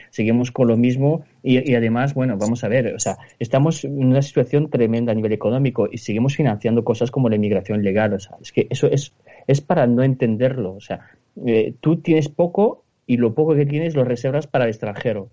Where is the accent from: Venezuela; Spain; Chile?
Spain; somos españoles